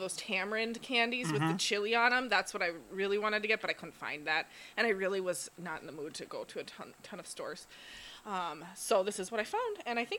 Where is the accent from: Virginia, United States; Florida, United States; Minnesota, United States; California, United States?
Minnesota, United States; Duluth; moved away; I'm from Duluth. We didn't have smoothies up in Duluth.